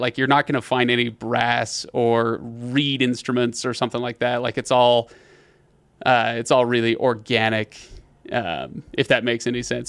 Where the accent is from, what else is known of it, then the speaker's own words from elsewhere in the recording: United States; as an American who doesn't know any better